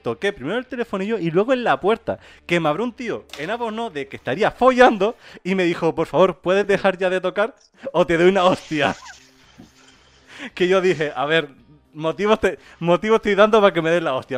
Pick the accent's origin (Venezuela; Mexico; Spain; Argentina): Spain; Gran Canaria, Canary Islands; Aquí en Gran Canaria